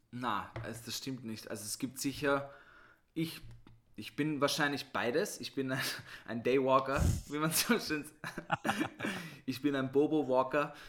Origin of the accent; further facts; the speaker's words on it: Vienna, Austria; Ich bin im 6. und im 7. aufgewachsen.